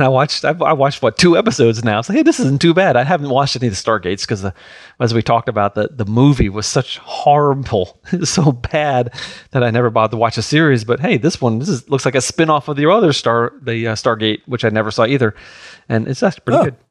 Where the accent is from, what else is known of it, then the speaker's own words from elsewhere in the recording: New York, United States; growing up in New York